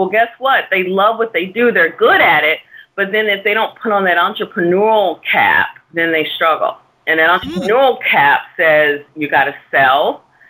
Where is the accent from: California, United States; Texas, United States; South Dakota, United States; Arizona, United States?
Texas, United States; Dallas; moved away as an adult; now in New York City, United States; I'm a Texas girl. I'm from Dallas, Texas, and moved here